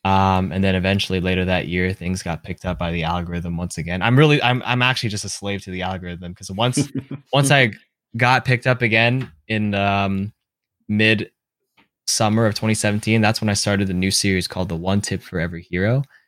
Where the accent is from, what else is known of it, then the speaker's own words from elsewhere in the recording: Toronto, Ontario, Canada; So I was like, you know, I'm from Toronto.